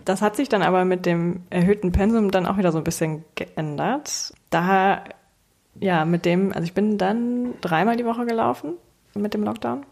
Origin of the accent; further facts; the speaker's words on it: Hamburg, Germany; ich bin 28 Jahre alt, gebürtige Hamburgerin